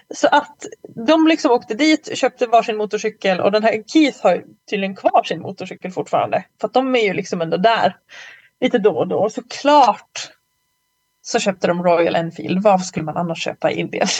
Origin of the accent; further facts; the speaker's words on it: Malung, Dalarna County, Sweden; moved away; så var jag i Malung på, okay. på hälsning. Min, min hemort